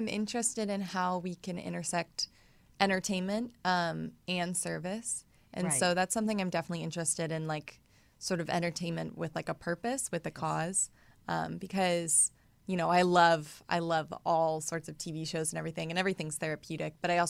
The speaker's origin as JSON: {"language": "English", "town": "Atlanta", "region": "Georgia", "country": "United States", "tie": "born or raised there", "lives_now": "Los Angeles, United States", "said": "Atlanta. Great. I think it's a perfect mixture of the metropolitan city and the sort of charming Old South, Southern hospitality."}